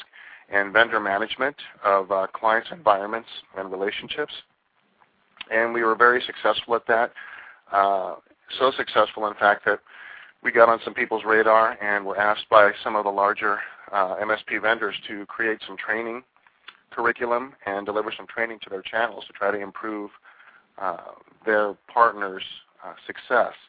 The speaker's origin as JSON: {"language": "English", "region": "New York", "country": "United States", "tie": "born or raised there", "also_born_or_lived": "Southern California", "moved": "yes", "lives_now": "California, United States", "said": "I'm a two-coaster. I grew up in New York, so we call smog pollution in New York, and we call pollution smog in California."}